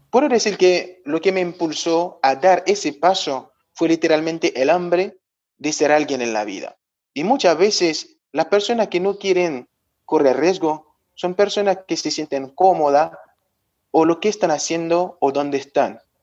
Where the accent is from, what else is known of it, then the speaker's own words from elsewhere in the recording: Haiti; moved away as an adult; now in Argentina; soy de Haití